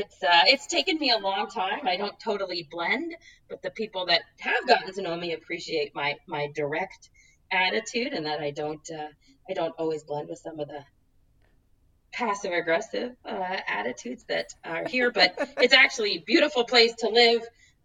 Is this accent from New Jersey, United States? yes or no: yes; New Jersey, United States; also born or lived in Rhode Island; now in Pacific Northwest, United States; I grew up in New Jersey. I'm an East Coast girl, probably to the core, even though I've somehow ended up in the Pacific Northwest.